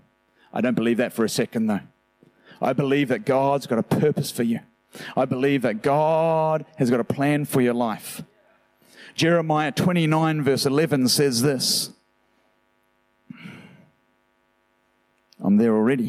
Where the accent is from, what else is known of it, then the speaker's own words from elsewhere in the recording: New Zealand; now in Australia; I'm from New Zealand